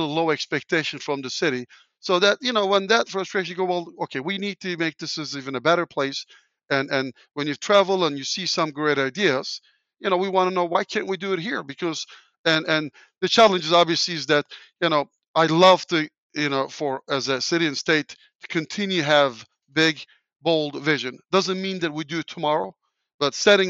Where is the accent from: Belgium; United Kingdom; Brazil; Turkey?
Turkey; English is a second language; moved away as an adult; now in Indianapolis, United States; where I grew up in Turkey, everybody relies on government to do things